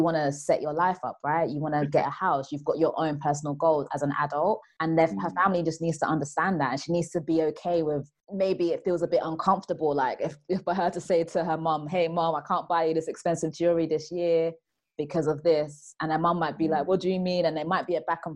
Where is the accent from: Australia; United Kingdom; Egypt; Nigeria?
Nigeria; I'm Nigerian